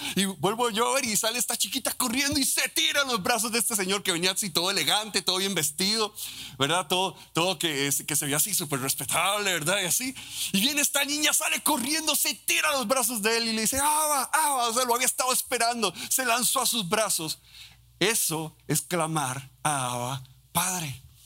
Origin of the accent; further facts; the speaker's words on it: Costa Rica; Como un tico